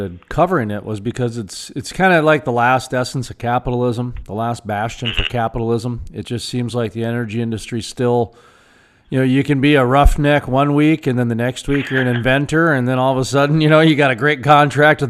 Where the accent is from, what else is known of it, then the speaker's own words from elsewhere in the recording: North Dakota, United States; I'm from North Dakota where we've got, I think, the cleanest air in the nation, and 70 to 90% of our state's powered by coal.